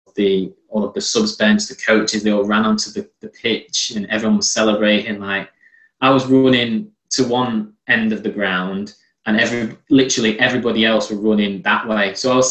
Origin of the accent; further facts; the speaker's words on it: England, United Kingdom; although I am Turkish, I was born and bred in England, I didn't have any Turkish friends. All my friends in school were English, and I had no real insight to what life was like in Turkey.